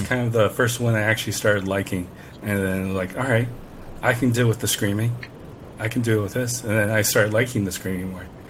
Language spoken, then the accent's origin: English; Orlando, Florida, United States; I am from Orlando, Florida